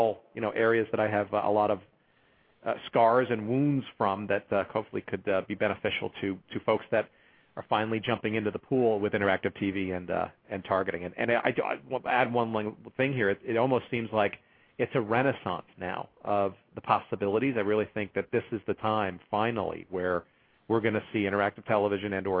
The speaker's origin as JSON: {"language": "English", "region": "New York", "country": "United States", "moved": "yes", "lives_now": "Chicago, United States", "said": "I'm originally from New York, so I don't, I'm not from here"}